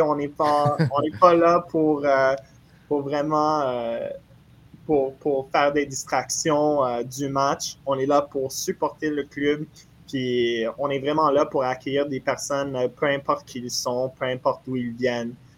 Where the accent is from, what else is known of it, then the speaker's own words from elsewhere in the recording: Montreal, Quebec, Canada; j'ai grandi à Montréal, je suis né à Montréal